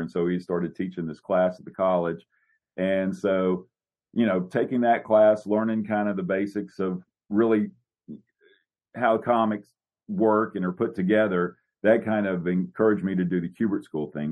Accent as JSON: {"language": "English", "region": "Louisiana", "country": "United States", "moved": "yes", "said": "I'm from Louisiana originally, so I was going to college there."}